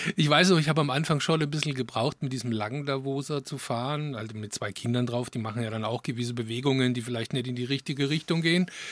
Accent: Tauber Valley, Baden-Württemberg, Germany; moved away; also born or lived in Franconia; ich bin ja im Taubertal in Baden-Württemberg groß geworden

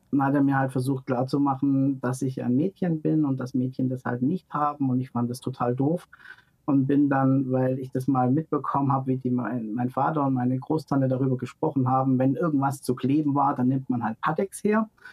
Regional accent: near Stuttgart, Baden-Württemberg, Germany; in dem Ort, wo ich groß geworden bin, das ist in der Nähe von Stuttgart

